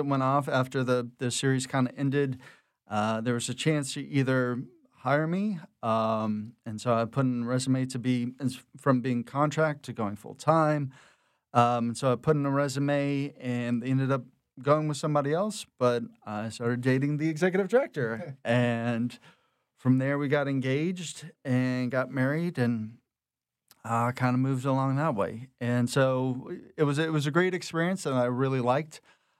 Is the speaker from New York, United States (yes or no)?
no; Houma, Louisiana, United States; I was born down in Houma, Louisiana, but have a lot of family from the city, going back a couple of generations. My mom's from Abbeville, so I've kind of got rural and city folk kind of coming together to kind of help raise me in the suburbs down in the bayous.